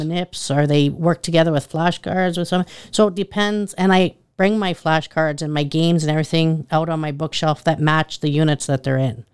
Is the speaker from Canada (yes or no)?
yes; Richmond, Saskatchewan, Canada; moved away as an adult; also born or lived in Medicine Hat, Alberta / Watrous, Saskatchewan; now in Eyebrow, Canada; I'm originally from Richmond, Saskatchewan.